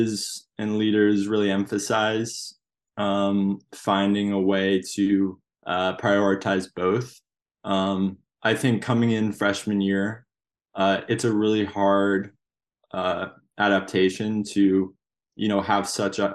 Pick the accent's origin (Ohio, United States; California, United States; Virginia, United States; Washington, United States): Washington, United States; Seattle; also born or lived in New Jersey; I moved to Seattle in first grade